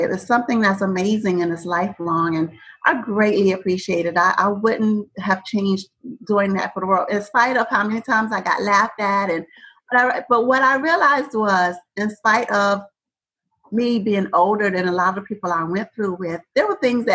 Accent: New York City, New York, United States; moved away as an adult; also born or lived in Georgia; I am originally from Brooklyn, New York. Go Brooklyn. And so I've spent most of my life there, born and raised, but my family is from Savannah, Georgia

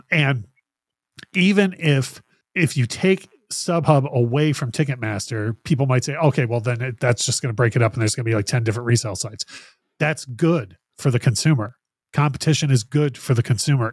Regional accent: Detroit, Michigan, United States; growing up in Detroit

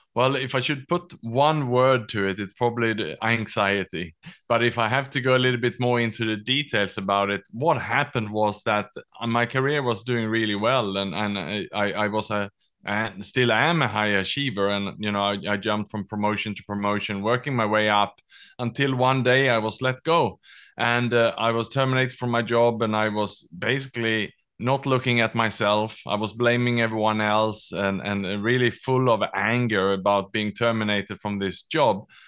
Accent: Sweden; also born or lived in Australia / Southeast Asia; now in Singapore; I was born in Sweden, educated in Australia, and then I lived and worked the last twenty years in Southeast Asia

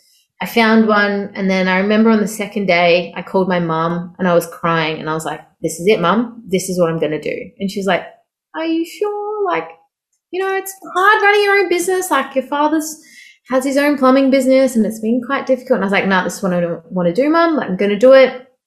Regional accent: Melbourne, Victoria, Australia; now in Sydney, Australia; So I moved from Melbourne about 6 years ago to Sydney.

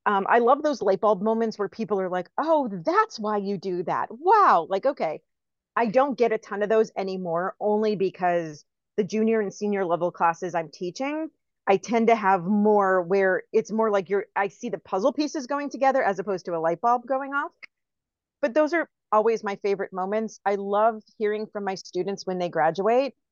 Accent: Tampa, Florida, United States; I'm from Tampa.

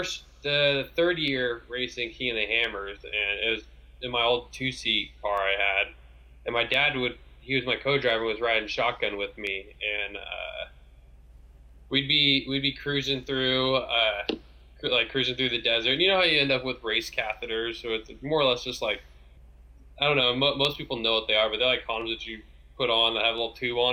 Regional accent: Antioch, California, United States; born and raised in Antioch

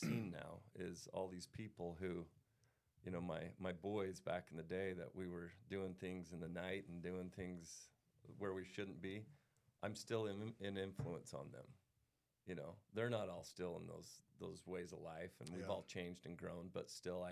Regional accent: Pleasant Grove, Utah, United States; I grew up right here in Utah County

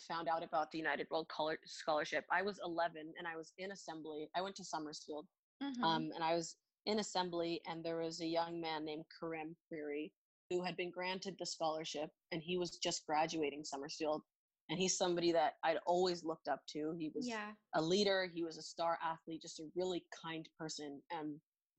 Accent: Bermuda; growing up in Bermuda

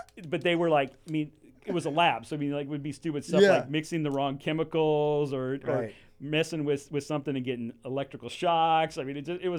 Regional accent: Ventura, California, United States; I can't say enough about growing up in Ventura and being able to do that in Ventura. And I think that speaks a lot about the Ventura community and who we are.

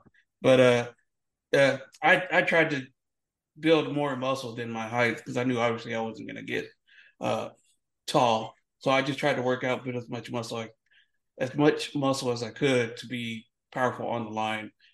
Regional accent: Lubbock, Texas, United States; typical football sports kid growing up in the panhandle of Texas, in a little city called Lubbock, Texas

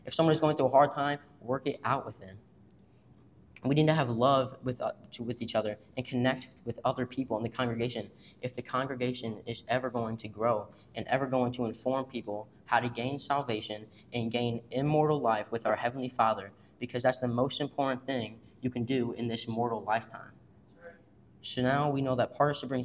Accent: Washington, Missouri, United States; I'm from Washington, Missouri.

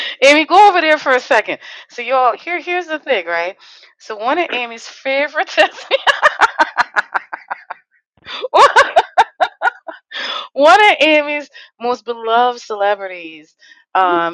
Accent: Trinidad & Tobago; moved away; I grew up in Trinidad Tobago

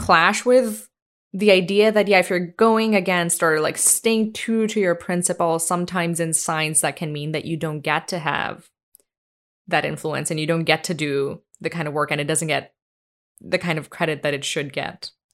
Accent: India; moved away; growing up in India, I mean, like, when I was a kid

